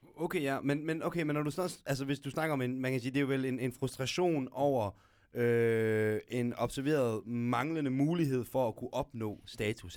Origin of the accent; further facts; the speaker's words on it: Aarhus, Central Denmark Region, Denmark; moved away as an adult; now in Gellerup, Denmark; det villakvarter, jeg voksede op i Viby